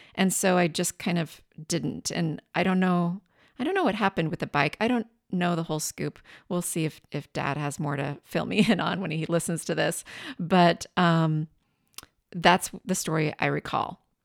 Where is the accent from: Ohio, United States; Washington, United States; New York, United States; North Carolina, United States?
Washington, United States; southeastern Washington State, United States; moved away as an adult; also born or lived in Tacoma, Washington / San Francisco; I grew up in Washington State, the southeastern side of the state